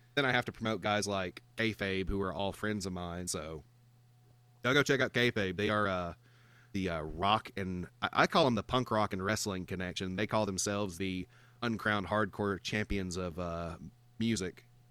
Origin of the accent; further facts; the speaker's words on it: Georgia, United States; I'm from the South, man. I'm from Georgia.